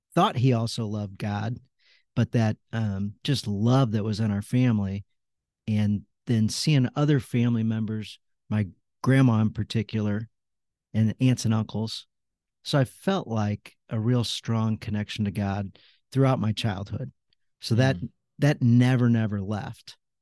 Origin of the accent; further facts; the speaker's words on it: St. Louis, Missouri, United States; I grew up in St. Louis. I've been here all my life.